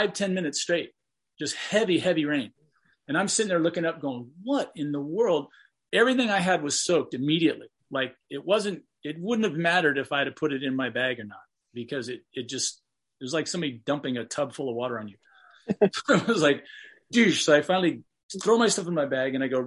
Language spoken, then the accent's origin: English; California, United States; I'm from California where the sun shines all the time